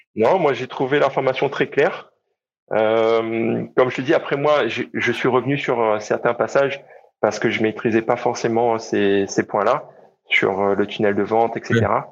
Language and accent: French; Réunion; je suis né à La Réunion et j'ai grandi à La Réunion